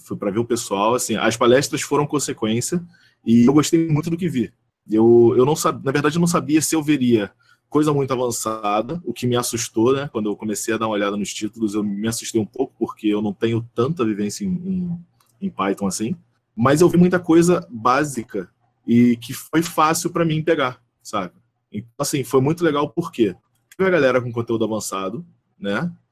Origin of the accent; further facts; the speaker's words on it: interior of Rio de Janeiro state, Brazil; eu sou do interior do Rio de Janeiro